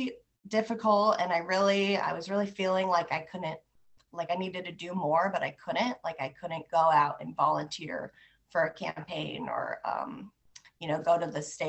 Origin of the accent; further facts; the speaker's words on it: Des Moines, Iowa, United States; I'm from Des Moines. I went to Waukee High School, graduated there